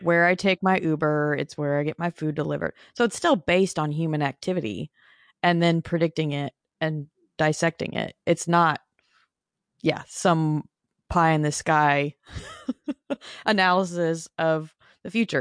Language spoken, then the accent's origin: English; Phoenix, Arizona, United States; moved away as an adult; also born or lived in Nashville, Tennessee; I was born and raised in Phoenix